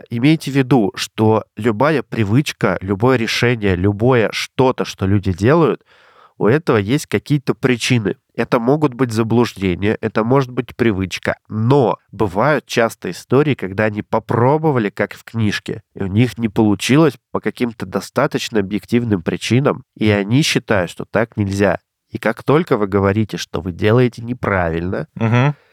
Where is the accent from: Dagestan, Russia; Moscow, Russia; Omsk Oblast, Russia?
Omsk Oblast, Russia; Omsk; moved away; я 27 лет прожил в Омске